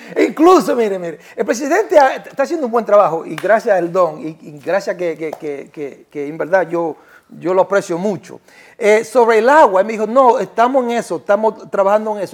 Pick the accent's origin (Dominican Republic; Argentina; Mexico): Dominican Republic; accent: Dominican; moved away as an adult; now in New York, United States; siendo dominicano